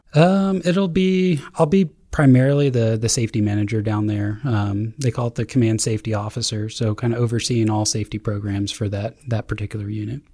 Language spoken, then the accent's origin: English; Glen Mills, Pennsylvania, United States; moved away as an adult; also born or lived in Hawaii; I'm originally from, uh, Glen Mills, Pennsylvania.